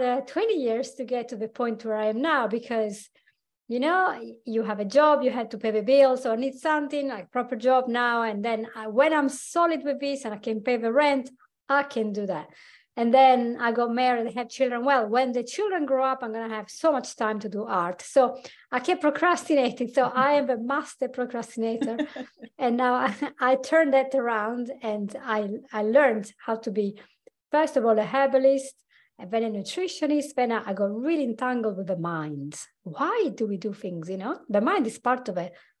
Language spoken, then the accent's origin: English; Italy; accent: Italian; from my accent, you will know I'm actually Italian. I'm Anglo-Italian. So I was born in Italy. I grew up there